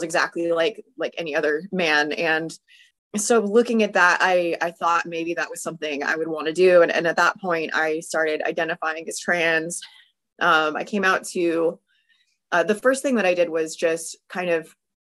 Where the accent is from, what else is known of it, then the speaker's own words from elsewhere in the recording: California, United States; I'm from California